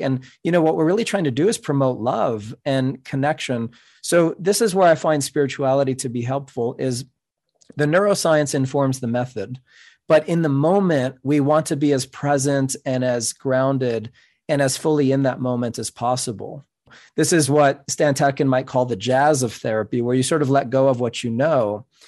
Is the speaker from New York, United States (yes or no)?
yes; New York City, New York, United States; first language Spanish; English is a second language; I'm a Cuban American. My first language is Spanish. I grew up in New York City